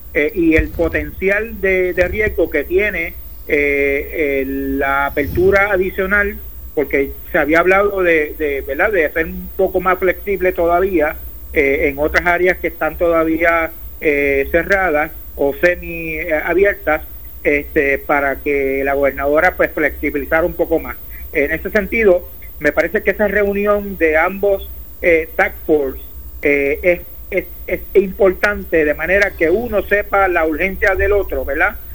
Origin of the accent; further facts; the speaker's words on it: Puerto Rico; como puertorriqueño